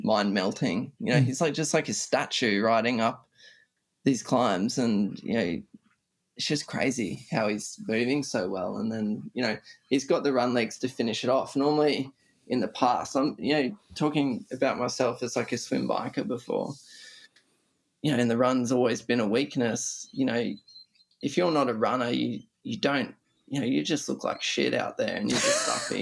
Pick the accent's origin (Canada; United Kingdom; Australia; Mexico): Australia; as an Australian